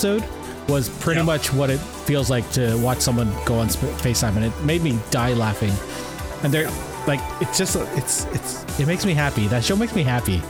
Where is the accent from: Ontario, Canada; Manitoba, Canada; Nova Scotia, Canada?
Ontario, Canada; St. Catharines; I grew up in St. Catharines